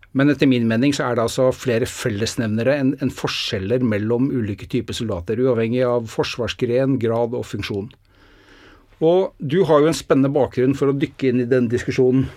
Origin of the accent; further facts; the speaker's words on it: Norway; Det er jo ikke det at vi er født i Norge